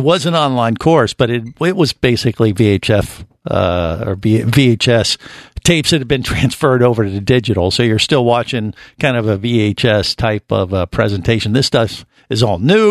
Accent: Cincinnati, Ohio, United States; moved away; I grew up in Cincinnati

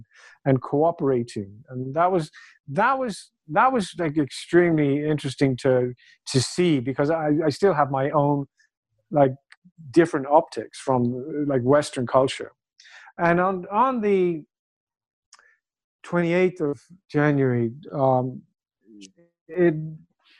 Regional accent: Ireland; also born or lived in United Kingdom; now in China; So I'm Irish

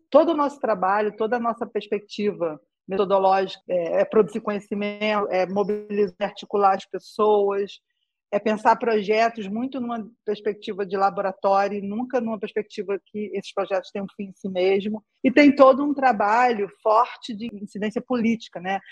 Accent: Rio de Janeiro, Brazil; Eu cresci na Nova Holanda, que é uma das 16 favelas da Maré

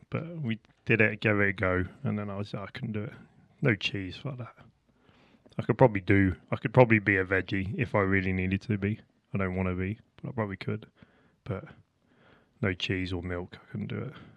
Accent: Portsmouth, South East England, United Kingdom; I'm from Portsmouth

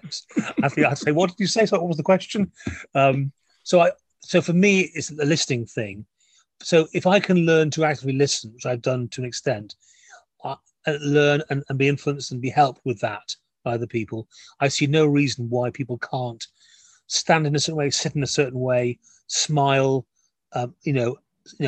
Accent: Wales, United Kingdom; I'm a Welshman

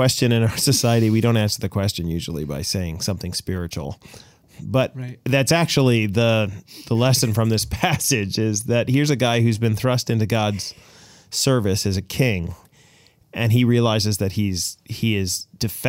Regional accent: Boston, Massachusetts, United States; moved away; I was born in Boston

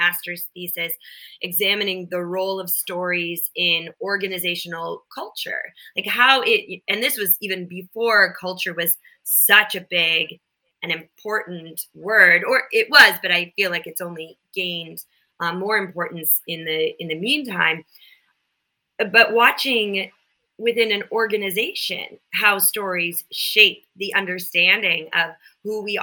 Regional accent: Minnesota, United States; I grew up in Minnesota, and then we had a cabin in northern Minnesota.

